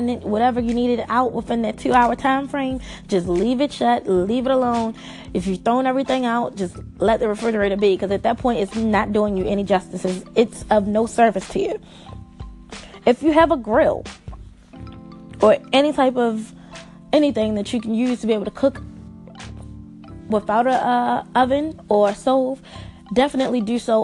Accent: Maryland, United States; I'm from Maryland

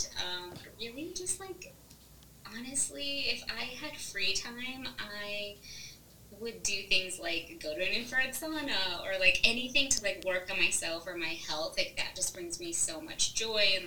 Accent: Northwest Indiana, United States; moved away as an adult; also born or lived in Nashville, Tennessee; now in Noblesville, United States; I grew up in Northwest Indiana

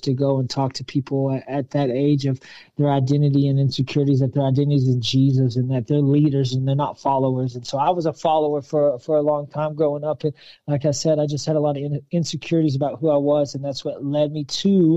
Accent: Pampa, Texas, United States; I grew up in Pampa, Texas, a small little country town

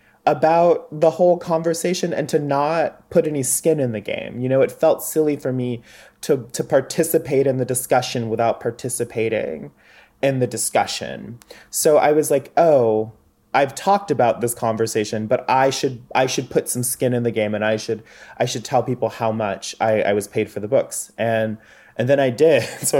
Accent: the South, United States; I'm from the South.

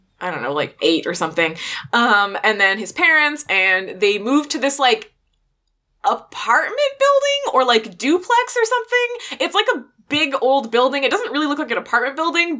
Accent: Canada; We're Canadian

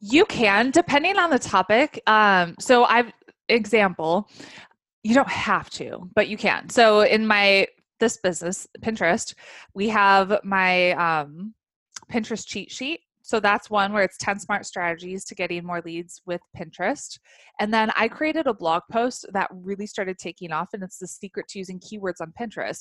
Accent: Chicago, Illinois, United States; moved away as an adult; also born or lived in Africa; I grew up in the Chicagoland area, moved to Africa when uh, I was in college

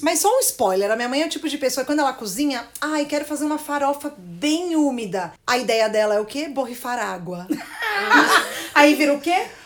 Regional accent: São Paulo, Brazil; sou de São Paulo

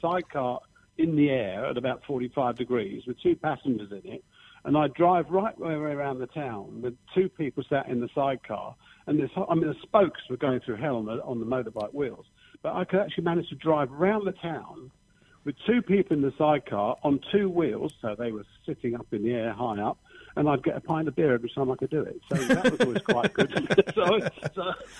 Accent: Letchworth Garden City, East of England, United Kingdom; Letchworth Garden City, which is obviously my hometown where I was born

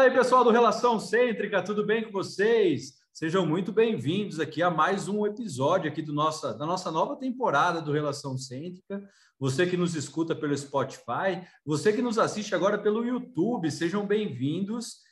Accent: Lins, São Paulo, Brazil; now in Mafra, Brazil; Eu sou de Lins, né? Lins, lá o passarinho voa com uma asa e se abana com a outra, de tão quente que é lá em Lins

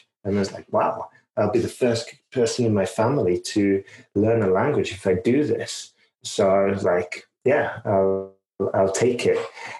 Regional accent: Huddersfield, Yorkshire and the Humber, United Kingdom; now in Spain; But yeah, so I was originally from the Huddersfield, and then I've been traveling quite a bit, and I ended up in Spain because of Erasmus

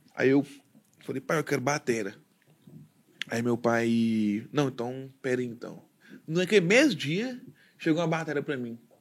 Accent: Goiânia, Goiás, Brazil; eu nascido e criado em Goiânia, Goiás, Brasil.

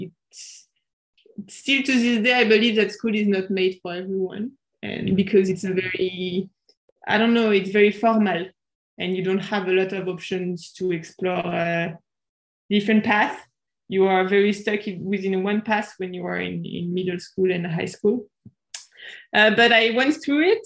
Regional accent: suburbs of Paris, Île-de-France, France; moved away as an adult; also born or lived in Japan; I'm from France. I was born in the suburbs of Paris, and I grew up in the suburbs of Paris

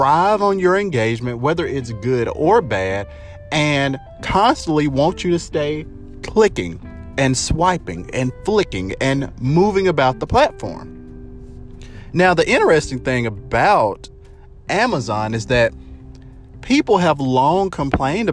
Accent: United States; us as American citizens

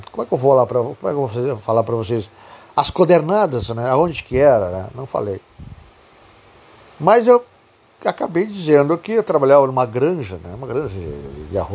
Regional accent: Jaguarão, Rio Grande do Sul, Brazil; Eu sou natural de Jaguarão.

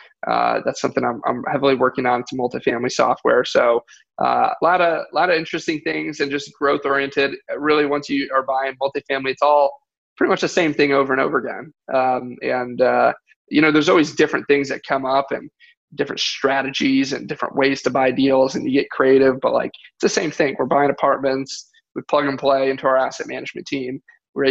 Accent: Michigan, United States; moved away; I'm from Michigan

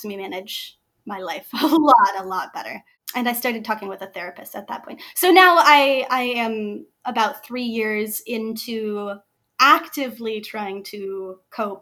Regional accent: Springfield, South Dakota, United States; now in Ames, United States; I'm originally from Springfield, South Dakota. Grew up in a tiny, tiny little town on the edge of the river, which was great. But I live in Ames, Iowa now.

